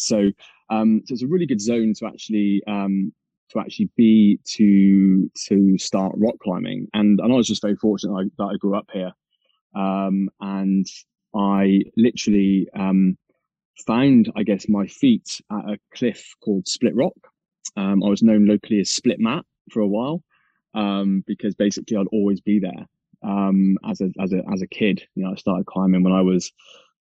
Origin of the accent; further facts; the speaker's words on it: Mendip Hills, southwest of the UK, South West England, United Kingdom; where I grew up on the Mendip Hills, down in the southwest of the UK, which is it's just out of Bristol